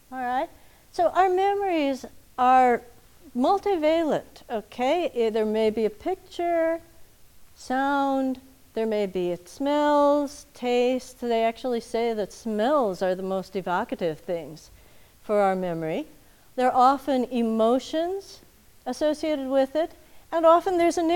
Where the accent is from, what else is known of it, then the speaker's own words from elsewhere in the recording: Minnesota, United States; I grew up in Minnesota